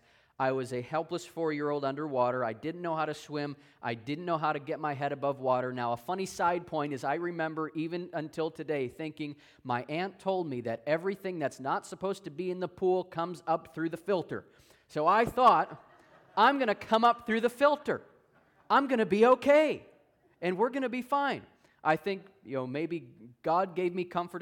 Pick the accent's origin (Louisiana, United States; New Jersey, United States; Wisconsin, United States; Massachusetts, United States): Wisconsin, United States; I'm originally from Wisconsin